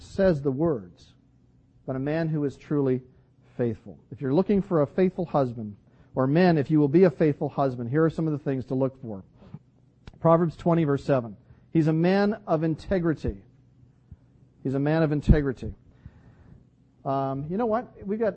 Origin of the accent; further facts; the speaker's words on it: Vancouver, British Columbia, Canada; growing up in Vancouver